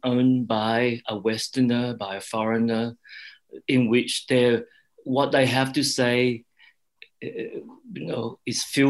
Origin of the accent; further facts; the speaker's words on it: Australia; also born or lived in Cambodia / Thailand / Hong Kong; I am Australian